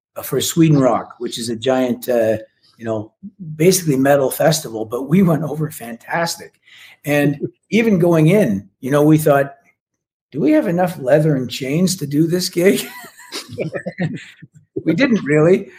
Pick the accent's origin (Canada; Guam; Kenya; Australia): Canada; as a Canadian